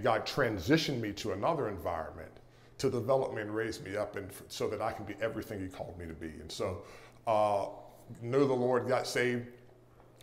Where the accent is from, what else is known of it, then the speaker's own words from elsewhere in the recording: Pittsburgh, Pennsylvania, United States; moved away as an adult; I grew up in Pittsburgh, Pennsylvania